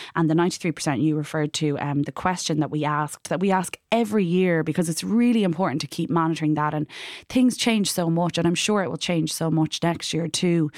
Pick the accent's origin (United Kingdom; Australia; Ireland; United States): Ireland; as an Irish citizen